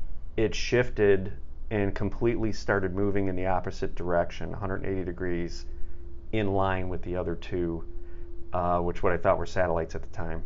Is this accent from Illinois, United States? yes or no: yes; Chicago, Illinois, United States; I'm from the Chicago area